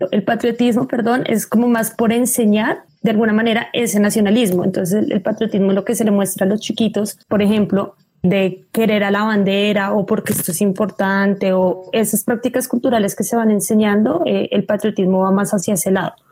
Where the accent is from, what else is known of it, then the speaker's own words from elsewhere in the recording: Colombia; un estado como el colombiano, me remito otra vez a, nosotros